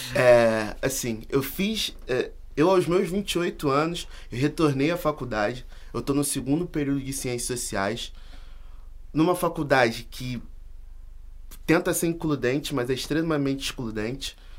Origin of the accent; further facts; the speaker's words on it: Brazil; Nós somos americanos do Sul, nós somos brasileiros.